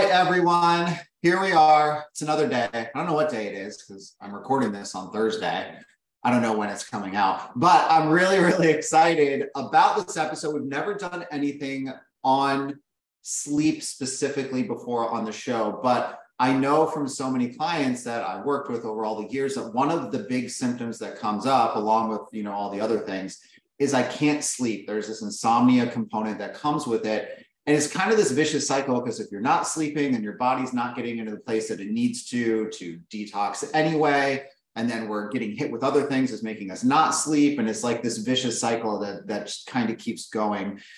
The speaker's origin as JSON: {"language": "English", "town": "Las Vegas", "region": "Nevada", "country": "United States", "tie": "born or raised there", "said": "I grew up in Vegas."}